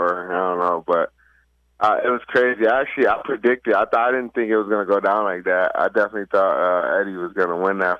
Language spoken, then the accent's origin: English; Rochester, New York, United States; moved away; also born or lived in Henrietta, New York; my hometown, Rochester